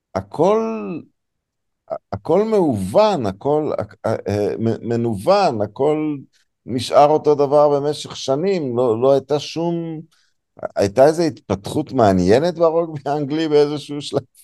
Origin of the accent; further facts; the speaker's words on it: Israel; אני יליד הארץ, אבל ממשפחה דרום אפריקאית